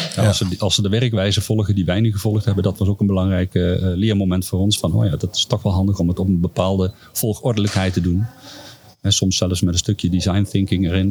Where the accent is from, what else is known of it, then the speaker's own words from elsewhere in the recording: Duiven, Gelderland, Netherlands; mijn geboortedorp Duiven